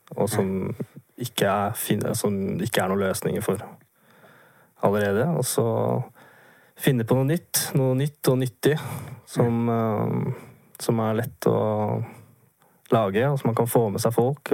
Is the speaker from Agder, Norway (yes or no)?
no; Vinterbro, Akershus, Norway; moved away as an adult; jeg er fra et sted litt utenfor Oslo som uh, heter Vinterbro